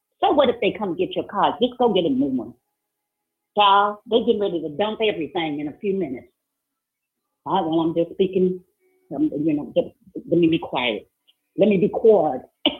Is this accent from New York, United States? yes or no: no; New Orleans, Louisiana, United States; New Orleans, you know, I'm from New Orleans, and so you know, my family, they kind of wild out there.